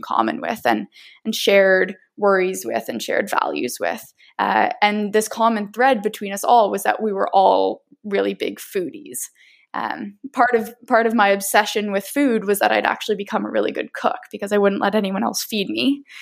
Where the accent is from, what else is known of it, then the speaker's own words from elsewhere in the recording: Nova Scotia, Canada; moved away as an adult; now in Victoria, Canada; I grew up in Mi'kmaq territory on the beautiful East Coast uh, in Nova Scotia